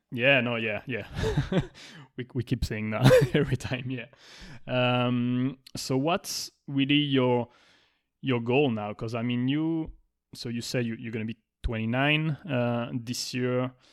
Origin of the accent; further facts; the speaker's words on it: France; now in Miami, United States; I'm born in France